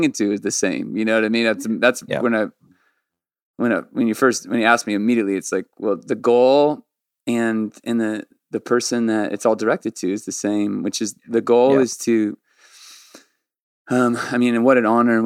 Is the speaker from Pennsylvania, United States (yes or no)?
no; Orange County, San Diego, California, United States; when we moved from Orange County to San Diego when I was 12